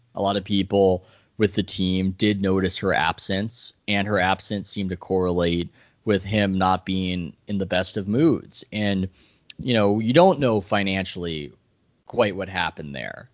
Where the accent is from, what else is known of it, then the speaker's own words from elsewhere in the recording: San Diego, California, United States; I grew up in San Diego.